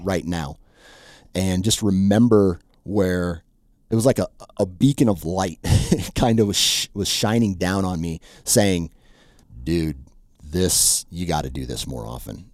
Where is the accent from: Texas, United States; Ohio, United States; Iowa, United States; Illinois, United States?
Iowa, United States; I was born and raised Iowan